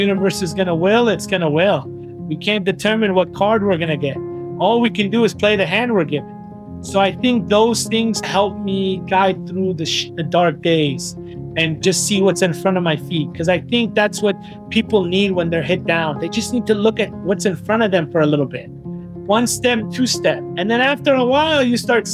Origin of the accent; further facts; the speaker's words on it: Walnut Creek, California, United States; also born or lived in Concord, California; I was born in Walnut Creek, California, and I was raised basically kind of a refugee camp